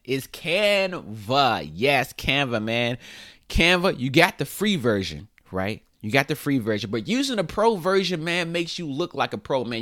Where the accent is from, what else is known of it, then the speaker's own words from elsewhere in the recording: High Point, North Carolina, United States; moved away as an adult; now in Los Angeles, United States; I'm from High Point. I'm from High Point, North Carolina